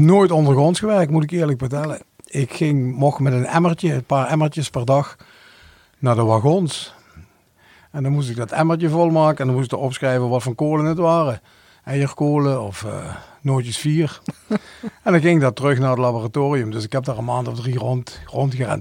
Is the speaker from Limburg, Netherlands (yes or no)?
yes; Hoensbroek, Limburg, Netherlands; Ik ben geboren in Hoensbroek